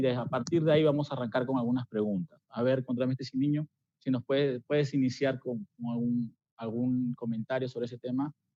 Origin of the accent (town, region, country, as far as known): Peru